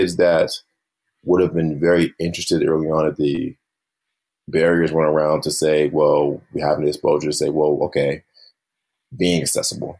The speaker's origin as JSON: {"language": "English", "region": "the South", "country": "United States", "tie": "born or raised there", "said": "growing up in the South"}